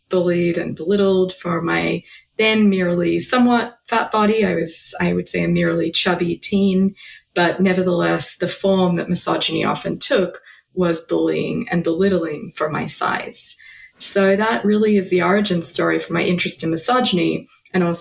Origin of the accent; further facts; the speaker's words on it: about an hour outside of Melbourne, Victoria, Australia; moved away; I am an Australian author and philosopher. I grew up about an hour outside of Melbourne